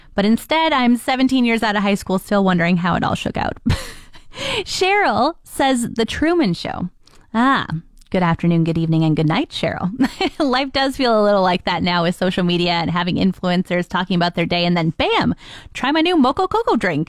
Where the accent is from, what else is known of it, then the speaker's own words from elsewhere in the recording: Ontario, Canada; now in Fort McMurray, Canada; I'm from Ontario